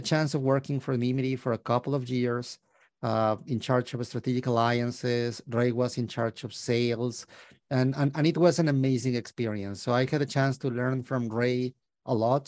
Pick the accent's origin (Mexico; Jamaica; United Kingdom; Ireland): Mexico; moved away as an adult; now in Canada; I was born and raised in Mexico